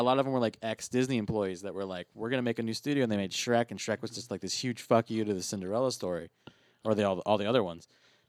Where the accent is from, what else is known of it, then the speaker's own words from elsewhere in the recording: United Kingdom; Well, I'm from Britain, and that's why I actually haven't.